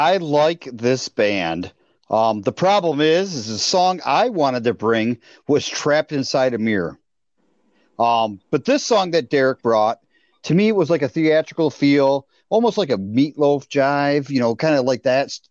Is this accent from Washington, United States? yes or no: no; Bay City, Michigan, United States; my hometown